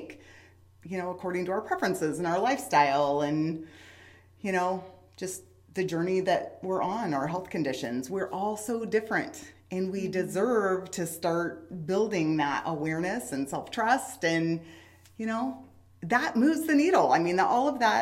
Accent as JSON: {"language": "English", "region": "Southeast Alaska", "country": "United States", "tie": "born or raised there", "moved": "yes", "lives_now": "Wichita, United States", "said": "I grew up in Southeast Alaska in a rainforest"}